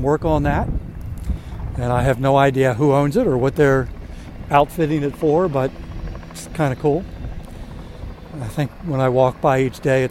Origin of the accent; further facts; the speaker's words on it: Linthicum, Maryland, United States; I grew up in Maryland near what is now the Baltimore, Washington International Airport